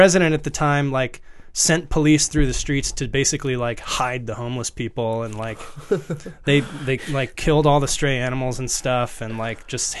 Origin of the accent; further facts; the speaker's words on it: Virginia, United States; now in New York, United States; I'm from Virginia originally, okay. Northern Virginia. A small, small town in Northern Virginia, rural area.